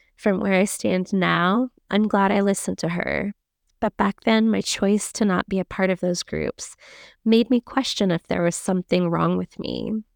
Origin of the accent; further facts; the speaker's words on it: Central Florida, United States; I grew up in Central Florida